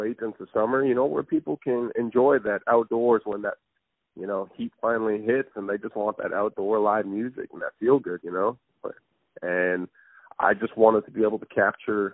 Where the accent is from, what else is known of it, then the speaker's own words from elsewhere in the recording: Turtle Mountain Reservation, North Dakota, United States; moved away as an adult; now in Crookston, United States; Originally I am from the Turtle Mountains. It is a small reservation, Native American reservation in North Dakota. I was born and raised in North Dakota